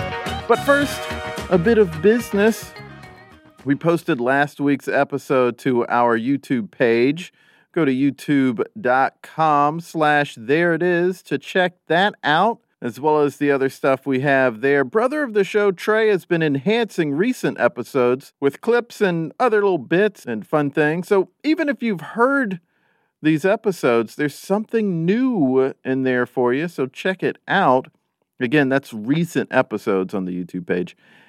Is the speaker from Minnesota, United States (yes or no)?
yes; Minneapolis, Minnesota, United States; also born or lived in South Carolina; now in New York, United States; fellow Minneapolis.